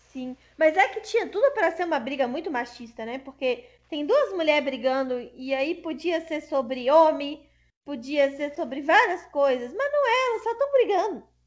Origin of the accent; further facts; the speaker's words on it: Brazil; No Brasil isso é comum porque a gente é miscigenado